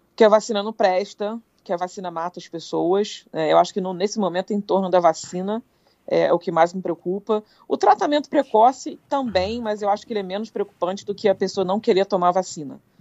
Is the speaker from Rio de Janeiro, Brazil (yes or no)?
yes; Petrópolis, Rio de Janeiro, Brazil; moved away; eu fui criada em Petrópolis, que é uma serra do Rio de Janeiro.